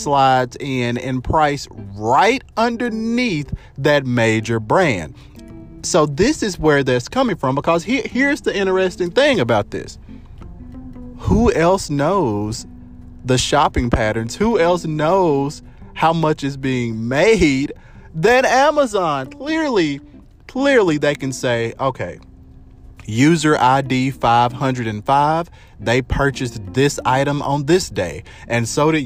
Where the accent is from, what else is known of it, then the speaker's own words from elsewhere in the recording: United States; us as American citizens